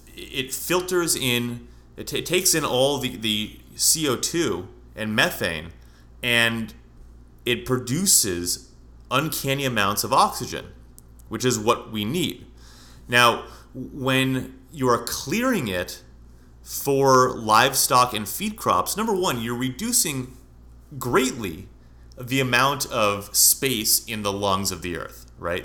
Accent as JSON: {"language": "English", "town": "San Francisco", "region": "California", "country": "United States", "moved": "yes", "lives_now": "Scottsdale, United States", "said": "I'm from California, and I've driven, I'm from San Francisco"}